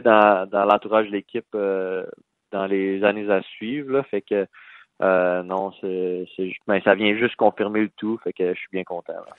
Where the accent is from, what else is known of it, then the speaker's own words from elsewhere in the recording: Val-d'Or, Quebec, Canada; moved away as an adult; also born or lived in Rouyn-Noranda; je viens de de Val d'Or